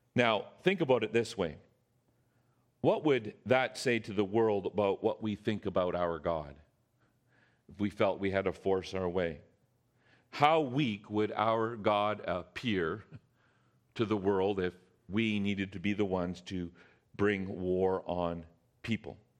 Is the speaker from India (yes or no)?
no; Canada; we as Canadian citizens